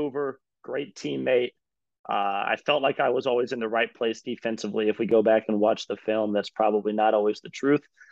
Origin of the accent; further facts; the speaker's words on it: Indiana, United States; moved away as an adult; also born or lived in Brooklyn; now in Greensboro, United States; growing up, like you said, in the Hoosier State, it's basketball or bust